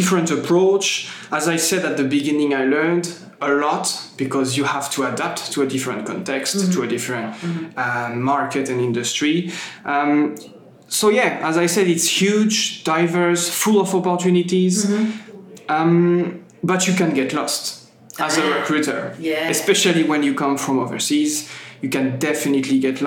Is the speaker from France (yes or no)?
yes; France; moved away as an adult; also born or lived in Europe; now in Sydney, Australia; I come from France